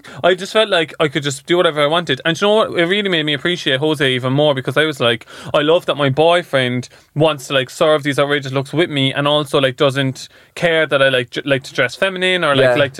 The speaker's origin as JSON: {"language": "English", "town": "Cork", "region": "Munster", "country": "Ireland", "tie": "born or raised there", "said": "I think because we grew up in Cork and in Ireland"}